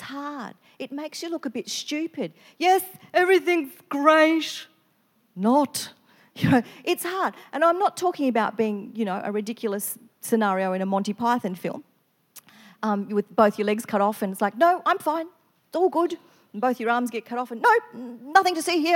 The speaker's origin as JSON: {"language": "English", "region": "Victoria", "country": "Australia", "moved": "as an adult", "lives_now": "Queensland, Australia", "said": "I come from Victoria, so all my family are in another state."}